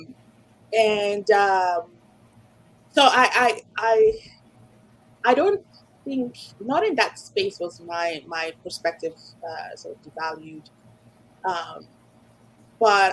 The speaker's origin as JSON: {"language": "English", "country": "Nigeria", "tie": "born or raised there", "moved": "yes", "lives_now": "North America", "said": "my experience growing up in Nigeria"}